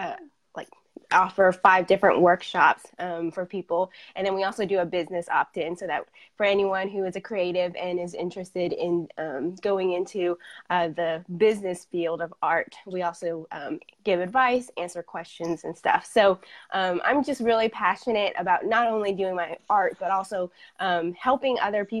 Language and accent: English; Fayetteville, Arkansas, United States; I am from Fayetteville, Arkansas